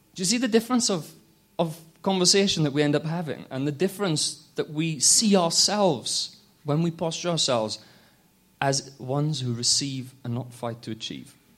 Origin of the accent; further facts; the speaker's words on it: Wales, United Kingdom; now in London, United Kingdom; I'm from London. I'm originally from Wales